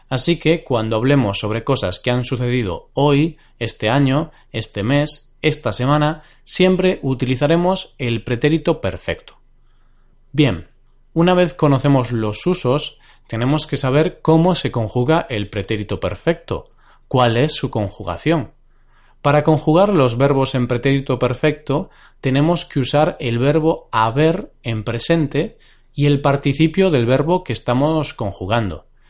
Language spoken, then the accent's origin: Spanish; Galicia, Spain; Y justamente es mi región natal. Yo soy gallego, he nacido en Galicia.